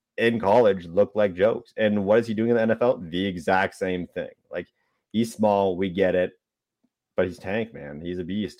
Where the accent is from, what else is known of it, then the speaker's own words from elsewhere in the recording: Canada; as a Canadian